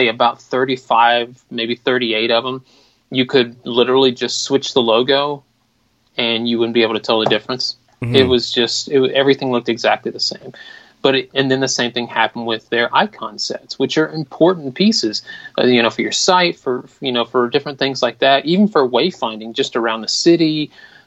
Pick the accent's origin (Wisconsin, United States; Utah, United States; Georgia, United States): Georgia, United States; Atlanta; I'm from Atlanta, Georgia